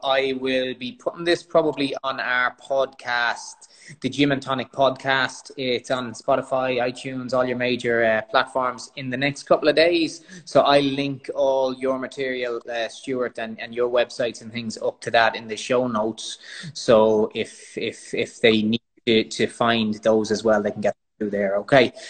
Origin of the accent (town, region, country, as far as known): Ireland; accent: Irish (compared to Conor McGregor)